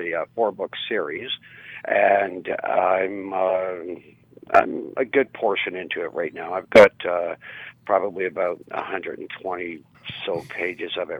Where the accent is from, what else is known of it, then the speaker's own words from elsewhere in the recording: Mississauga, Ontario, Canada; moved away as an adult; now in Peterborough, Canada; here in Peterborough, where I currently reside, like I grew up out in Mississauga, mm-hmm. I moved out here about 10 years ago.